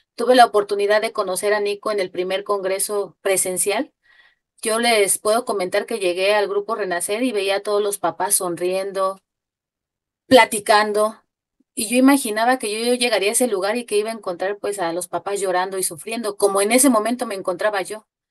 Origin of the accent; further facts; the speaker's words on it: Mexico City, Mexico; yo soy de la Ciudad de México